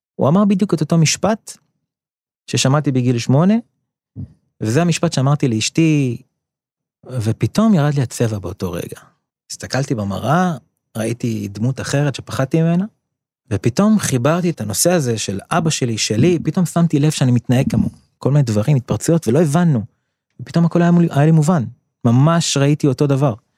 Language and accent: Hebrew; Or Akiva, Haifa District, Israel; אור עקיבא נחשבה למקום קשוח שאני גדלתי בו, בשנות ה-80.